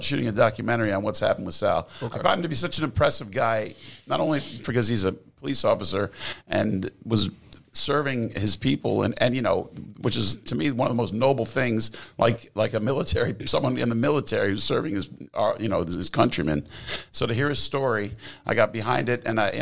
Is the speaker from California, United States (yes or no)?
no; New York City, New York, United States; I am from Times Square, 46 and 8th.